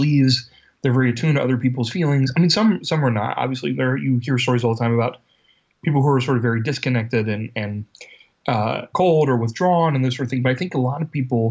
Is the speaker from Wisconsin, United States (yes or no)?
no; Ohio, United States; the University of Cincinnati here in Ohio, in my home state.